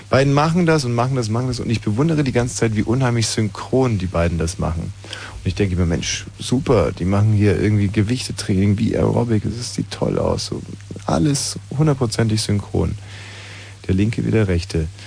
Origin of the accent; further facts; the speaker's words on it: Bavaria, Germany; Und ich bin mit Pink äh, am Ammersee, an meiner alten Heimat.